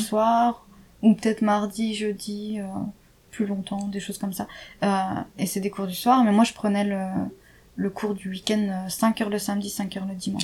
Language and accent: French; France; moved away; je suis enfin je suis française